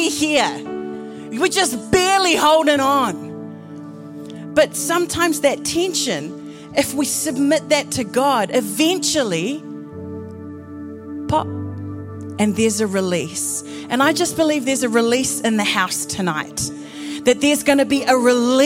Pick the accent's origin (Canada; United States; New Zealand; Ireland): New Zealand; I'm from New Zealand. My particular flavour of brown is Fijian.